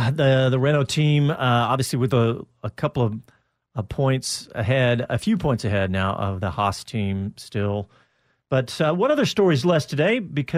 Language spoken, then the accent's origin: English; United States; I'm an American